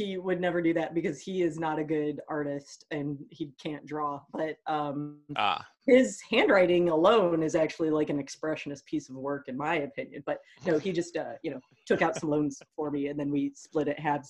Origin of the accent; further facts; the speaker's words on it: Ohio, United States; we're two kids from Ohio and wow, did we want out.